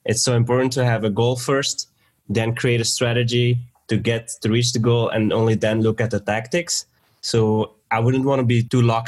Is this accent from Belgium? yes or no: yes; Belgium; also born or lived in Sweden; now in Bulgaria; I am actually in Bulgaria and I'm from Belgium.